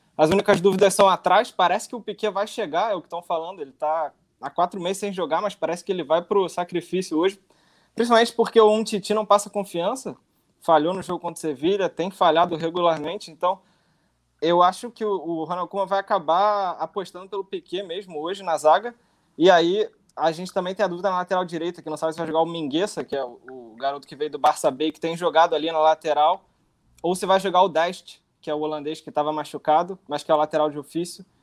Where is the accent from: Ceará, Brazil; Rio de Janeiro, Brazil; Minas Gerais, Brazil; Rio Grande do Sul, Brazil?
Rio de Janeiro, Brazil; now in Barcelona, Spain; Eu sou do Rio